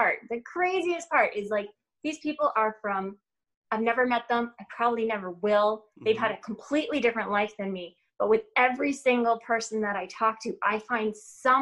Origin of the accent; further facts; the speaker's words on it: Ontario, Canada; moved away as an adult; now in Michigan, United States; I was born and raised in Ontario, Canada